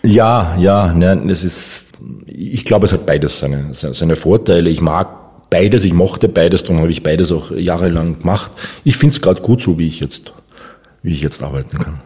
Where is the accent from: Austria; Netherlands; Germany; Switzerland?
Austria; Upper Austria; now in Vienna, Austria; Ich bin geborener Oberösterreicher, jetzt aber schon die meiste Zeit in, in Wien, seit 1988